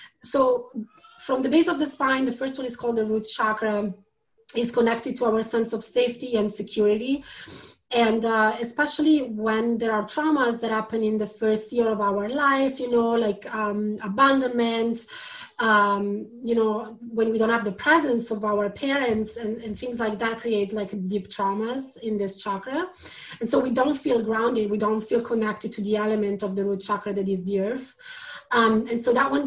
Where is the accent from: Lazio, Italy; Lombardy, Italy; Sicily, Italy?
Lombardy, Italy; Milan; English is a second language; moved away as an adult; also born or lived in London; I was born in Milan